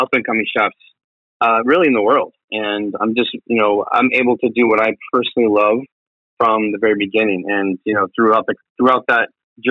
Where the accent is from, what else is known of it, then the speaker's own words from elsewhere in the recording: Tampa, Florida, United States; I'm originally from South Tampa.